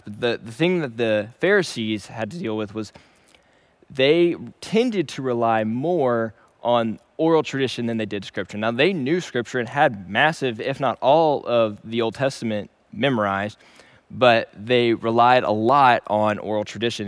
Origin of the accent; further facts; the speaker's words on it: Shreveport, Louisiana, United States; moved away as an adult; also born or lived in Dallas, Texas; Originally, I am from Shreveport, Louisiana, and I was born and raised there.